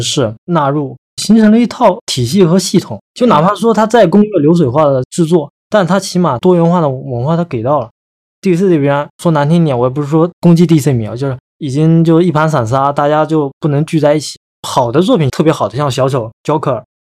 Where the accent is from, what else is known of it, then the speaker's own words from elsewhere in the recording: China; 我们中国人